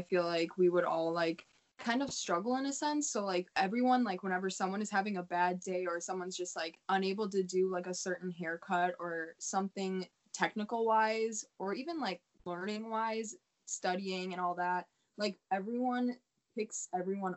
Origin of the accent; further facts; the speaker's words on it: South Milwaukee, Wisconsin, United States; I'm from South Milwaukee, Wisconsin